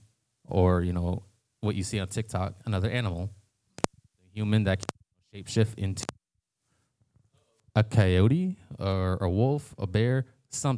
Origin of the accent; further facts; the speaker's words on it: San Carlos Apache Reservation, Arizona, United States; I'm from San Carlos Apache Reservation